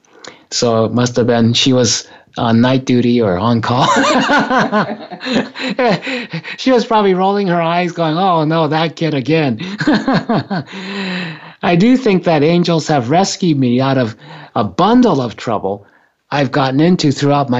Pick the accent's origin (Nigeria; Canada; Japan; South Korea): Japan; when I was growing up in Japan, when I was a kid